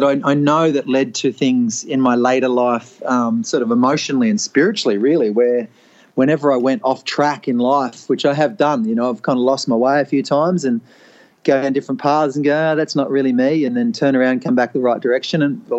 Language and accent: English; Preston, Victoria, Australia; born there; Yeah, I was born in Preston, actually, so Collingwood Heartland.